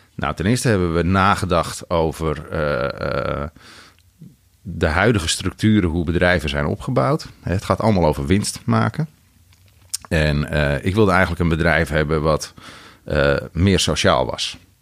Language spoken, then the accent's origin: Dutch; Andijk, North Holland, Netherlands; moved away as an adult; also born or lived in Den Helder; Ik kom uit Andijk